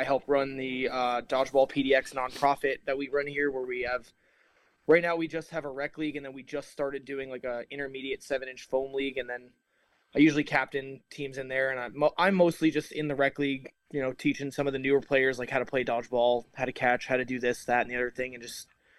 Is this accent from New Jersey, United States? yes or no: yes; New Jersey, United States; moved away as an adult; now in Portland, United States; I grew up in New Jersey, and then I moved on out to Portland kind of on a whim with my ex-wife.